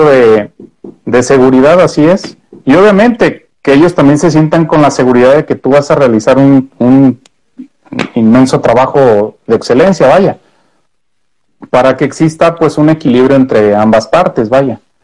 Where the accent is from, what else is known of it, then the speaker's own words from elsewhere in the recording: Mexico; los mexicanos somos una joyita